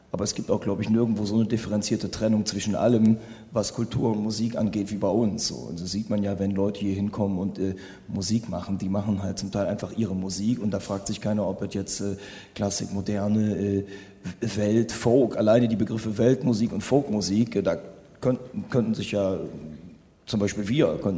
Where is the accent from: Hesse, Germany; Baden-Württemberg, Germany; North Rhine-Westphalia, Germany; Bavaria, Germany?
North Rhine-Westphalia, Germany; Cologne; als Kölner